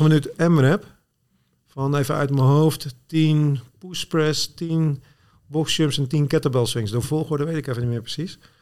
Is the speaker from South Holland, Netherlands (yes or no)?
yes; Zwijndrecht, South Holland, Netherlands; moved away as an adult; also born or lived in Rotterdam / Goes / Apeldoorn; ik ben geboren en getogen in Zwijndrecht